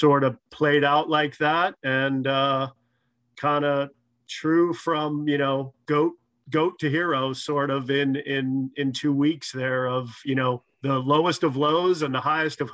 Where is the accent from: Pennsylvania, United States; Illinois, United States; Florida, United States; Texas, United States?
Florida, United States; South; moved away as an adult; I grew up in South Florida